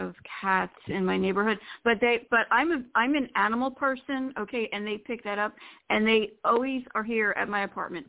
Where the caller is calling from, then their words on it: Florida, United States; from Florida, and happy holidays first.